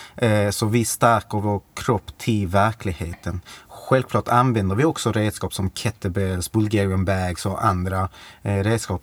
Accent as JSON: {"language": "Swedish", "town": "Malmö", "region": "Skåne", "country": "Sweden", "tie": "born or raised there", "said": "bor i Malmö, eh, är född i Malmö, mm. Eh, uppvuxen på Lindängen"}